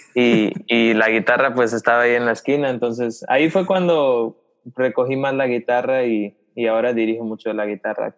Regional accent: Los Angeles, California, United States; also born or lived in Guatemala; now in Charlotte, United States; soy ah, chapín, pero nacido en, en Los Ángeles

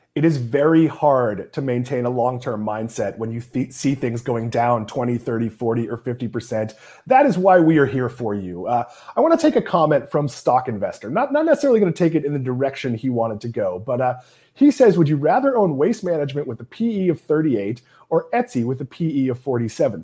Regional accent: New England, United States; now in Florida, United States; here in Florida, uh, being from New England

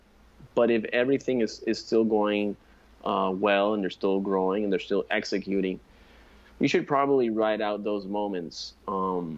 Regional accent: San Juan, Puerto Rico; I'm from San Juan, Puerto Rico.

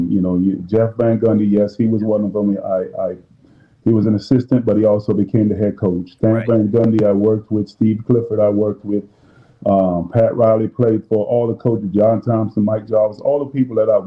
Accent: Jamaica; You know, since I'm Jamaican, I'm making some curry gold or some curry chicken

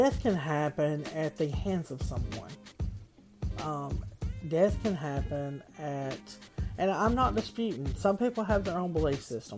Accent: the South, United States; I am from the South. Being in the South

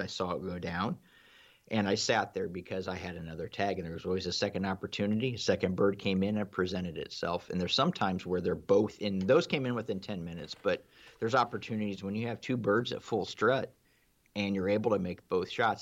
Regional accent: Ohio, United States; I'm from Ohio myself.

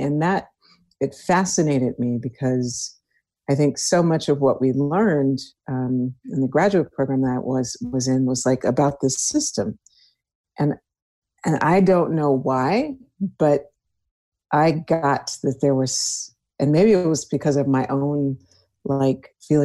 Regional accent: Houston, Texas, United States; I was born and raised in Houston, Texas.

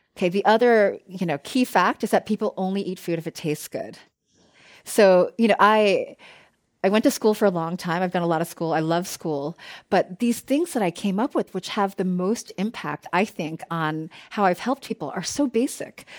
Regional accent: East Coast, United States; now in Bay Area, United States; I grew up on the East Coast, and, um, my ex, my family still lives there

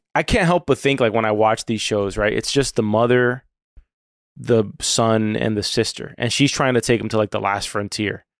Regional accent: Florida, United States; having been born and raised in Florida.

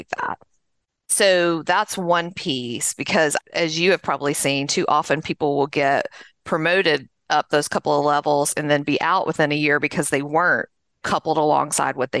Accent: just south of Nashville, Middle Tennessee, United States; I grew up in Middle Tennessee, just south of Nashville, as you can probably tell from my accent

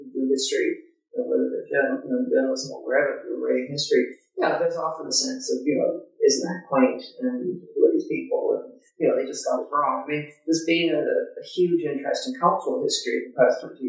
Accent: Canada; when I grew up in Canada, we were such a nice, kind people.

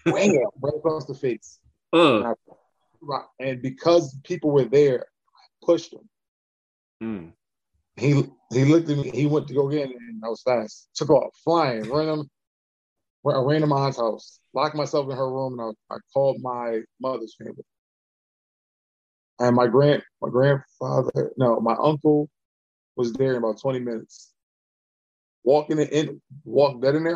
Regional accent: Baltimore, Maryland, United States; I'm from Baltimore

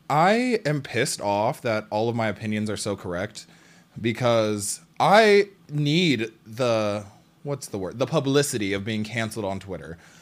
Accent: Seattle, Washington, United States; I am from Seattle

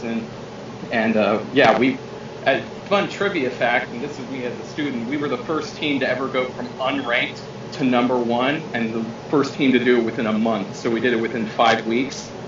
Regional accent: Houston, Texas, United States; moved away as an adult; now in Starkville, United States; I grew up in Houston, Texas, Big 12 country

